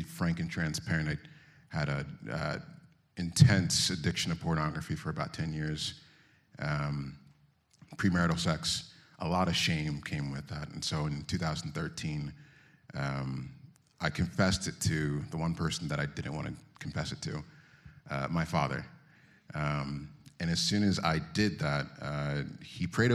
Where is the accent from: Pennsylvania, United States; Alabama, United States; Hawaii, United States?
Pennsylvania, United States; Philadelphia; I was born in Philadelphia, born and raised partially, and then moved out to the burbs